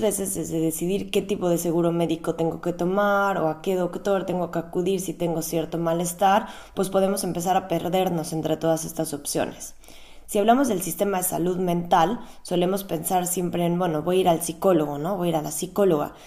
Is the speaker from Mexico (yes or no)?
yes; Mexico; now in Berlin, Germany; yo soy psicóloga clínica de origen mexicano